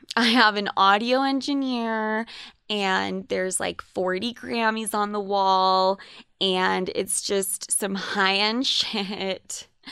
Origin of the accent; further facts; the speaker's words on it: Utah, United States; also born or lived in New York; I was considered Spanish as fuck in high school growing up in Utah.